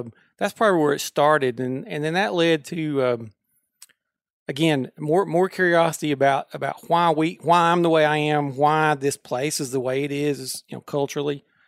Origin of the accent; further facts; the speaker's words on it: Pope County, Arkansas, United States; I grew up in Pope County, just a county south